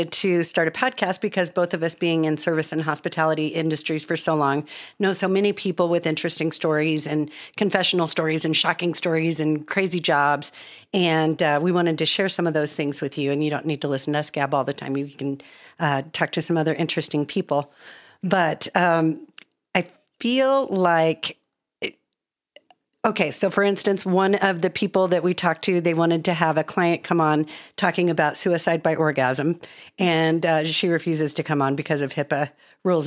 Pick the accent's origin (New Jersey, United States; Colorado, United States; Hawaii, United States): Colorado, United States; also born or lived in Georgia; I moved back to Colorado from Georgia when I was 8 years old.